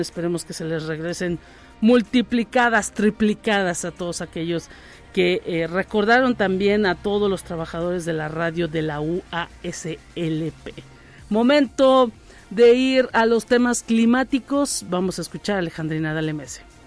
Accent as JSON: {"language": "Spanish", "country": "Mexico", "said": "como mexicanos"}